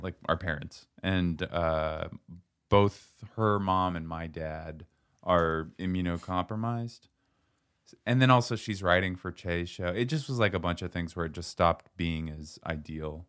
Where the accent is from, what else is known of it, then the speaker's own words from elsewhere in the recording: Seattle, Washington, United States; moved away; I'm from Seattle. We had alleys.